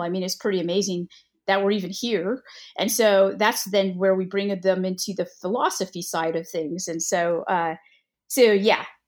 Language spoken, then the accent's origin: English; California, United States; moved away as an adult; now in the South, United States; I'm originally from California.